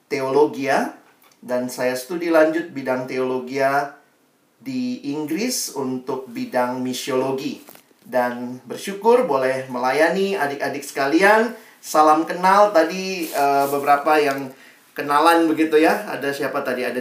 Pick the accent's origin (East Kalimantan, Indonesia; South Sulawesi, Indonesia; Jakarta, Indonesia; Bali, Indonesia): South Sulawesi, Indonesia; Makassar; Saya alumni dari SMA Negeri 1 di Makassar ya, bukan di Medan dan sekitarnya.